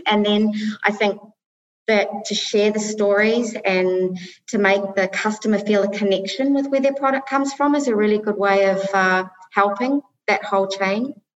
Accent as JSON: {"language": "English", "country": "New Zealand", "tie": "born or raised there", "also_born_or_lived": "Middle East", "moved": "as an adult", "lives_now": "United Arab Emirates", "said": "I'm originally from New Zealand and I've lived now for nearly 24 years, 23 and a half years in the Middle East."}